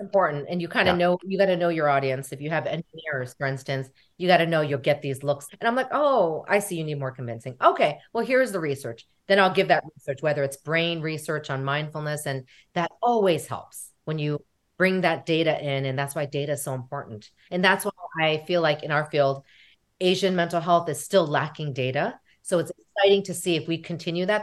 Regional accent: United States; we are American, right? We are American, which we are Korean American

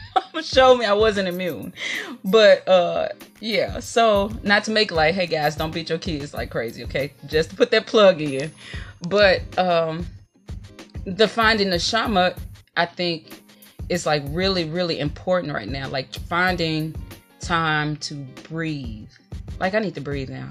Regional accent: Mississippi, United States; I was raised in Mississippi

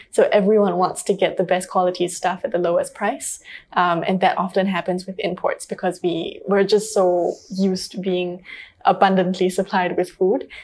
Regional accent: Singapore; growing up in Singapore, um, we all know that Singapore can be a very high stress, high paced society.

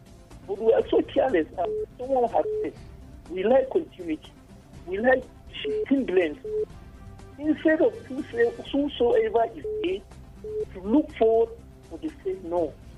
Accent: Plateau, Nigeria; we in Plateau

